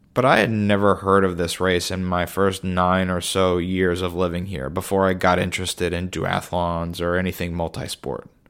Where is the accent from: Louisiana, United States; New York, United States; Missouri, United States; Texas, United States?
New York, United States; New York City; my hometown